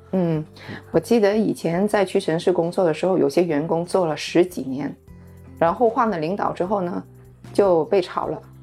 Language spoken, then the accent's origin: Chinese; Guangzhou, Guangdong, China; 我们广州人这些就是本土人